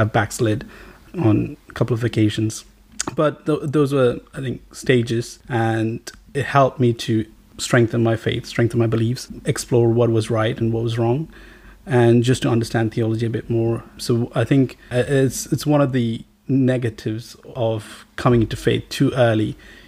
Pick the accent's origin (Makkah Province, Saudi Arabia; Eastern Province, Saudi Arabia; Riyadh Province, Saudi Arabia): Riyadh Province, Saudi Arabia; Riyadh; I grew up in Saudi Arabia for most of my teenage years. Most of my primary secondary education was spent in Riyadh, Saudi Arabia.